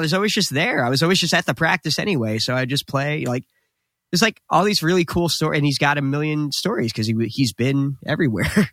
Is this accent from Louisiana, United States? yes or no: no; New Jersey, United States; we were instantly proud to be from New Jersey